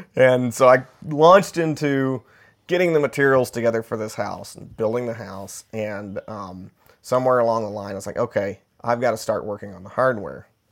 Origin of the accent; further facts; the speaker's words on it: Middle Tennessee, United States; where I grew up in Middle Tennessee